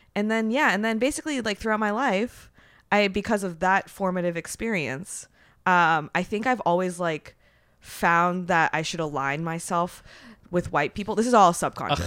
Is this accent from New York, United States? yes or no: no; San Francisco Bay Area, California, United States; I'm from the Bay Area, but, um, so I was, like, very, I mean, and I'm Japanese. I grew up very, very quiet